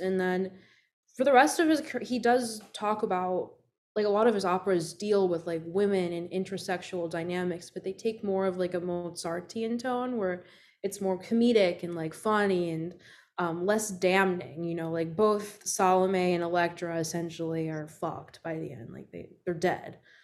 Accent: Puerto Rico; I grew up in Puerto Rico

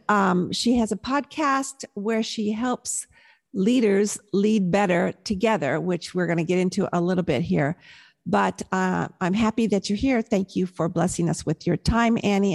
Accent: Southern California, United States; also born or lived in Milwaukee, Wisconsin; I was born in Milwaukee, but of course raised in Southern California

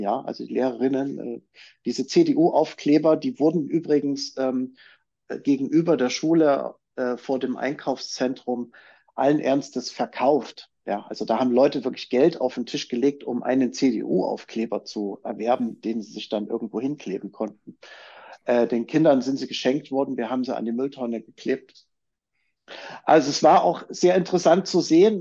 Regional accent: Chemnitz, Saxony, Germany

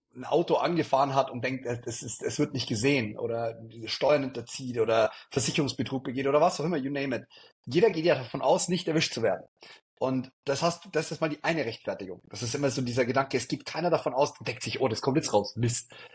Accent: Neumarkt in der Oberpfalz, Bavaria, Germany; also born or lived in Innsbruck / Regensburg; bei uns in Neumarkt

